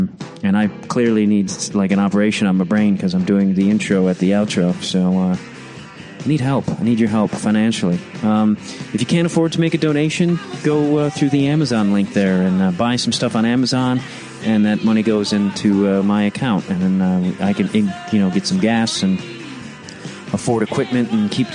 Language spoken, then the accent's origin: English; Chicago, Illinois, United States; I'm from Chicago